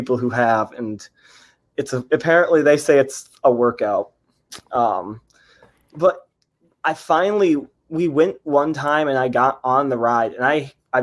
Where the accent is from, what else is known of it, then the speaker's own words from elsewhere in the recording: East Tennessee, United States; I grew up in East Tennessee